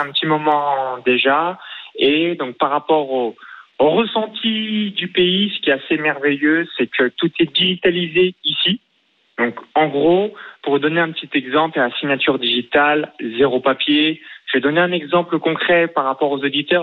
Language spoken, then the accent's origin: French; near Chalon-sur-Saône, Bourgogne-Franche-Comté, France; now in Estonia; j'ai grandi dans un petit village de moins de 100 habitants à 20 km de Chalon-sur-Saône